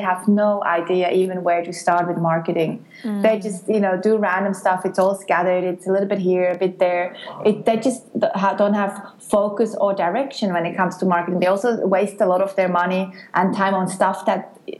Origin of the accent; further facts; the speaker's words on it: near Bern, Switzerland; moved away as an adult; also born or lived in Geneva, Switzerland; now in Australia; I grew up near Bern in Switzerland, then I moved to Geneva, the French part, to study political science and marketing